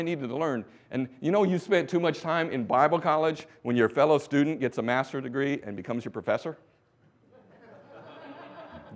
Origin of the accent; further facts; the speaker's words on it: Winston-Salem, North Carolina, United States; Growing up in America, in Winston-Salem, North Carolina